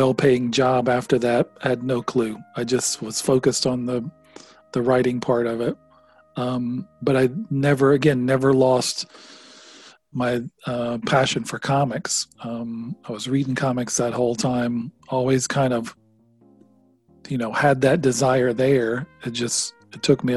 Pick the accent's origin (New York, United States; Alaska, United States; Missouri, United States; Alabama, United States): Alabama, United States; Jasper; I grew up in Jasper, in a small town